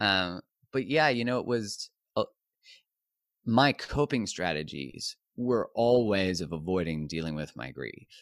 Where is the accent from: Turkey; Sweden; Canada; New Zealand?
Canada; I'm Canadian